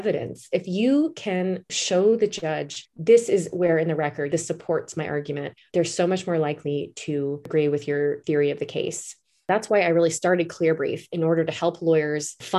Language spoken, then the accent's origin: English; East Coast, United States; moved away; also born or lived in Alaska / Washington State; I'm originally from the East Coast